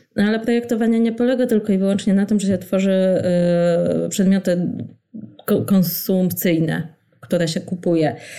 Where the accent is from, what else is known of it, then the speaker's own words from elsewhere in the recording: Warsaw, Masovian Voivodeship, Poland; ja pamiętam y, jako warszawianka